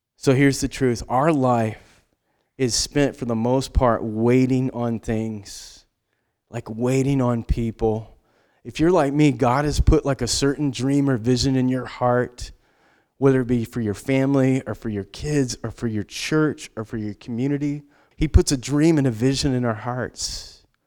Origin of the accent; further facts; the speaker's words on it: United States; we are Western American, independent.